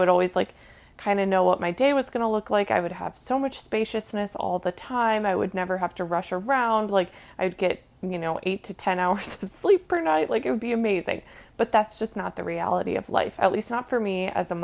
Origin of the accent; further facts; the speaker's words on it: Minnesota, United States; moved away; I grew up in Minnesota. Like, I'm here now visiting for a family reunion, and one of my favorite things about growing up here